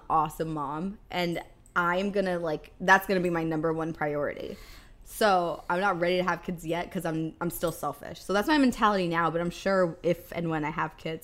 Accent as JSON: {"language": "English", "town": "Seven Corners", "region": "Virginia", "country": "United States", "tie": "born or raised there", "moved": "yes", "said": "in my hometown. If anyone's from Virginia in like Seven Corners"}